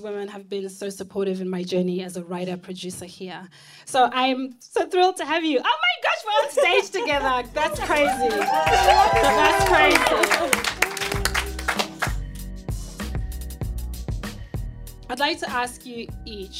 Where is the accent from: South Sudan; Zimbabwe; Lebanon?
Zimbabwe; moved away; growing up in Zimbabwe